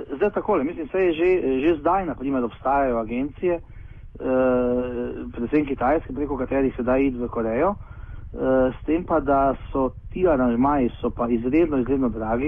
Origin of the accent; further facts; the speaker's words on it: Slovenia; smo trije iz Slovenije